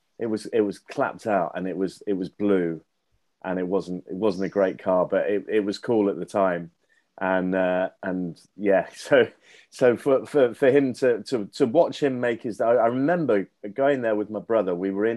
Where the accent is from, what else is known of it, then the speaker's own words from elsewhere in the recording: Leicester, East Midlands, United Kingdom; I'm from Knighton. Actually... lived round the corner from Gary Lineker when he made his debut.